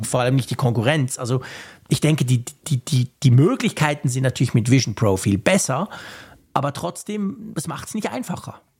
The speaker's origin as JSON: {"language": "German", "country": "Switzerland", "said": "als Schweizer"}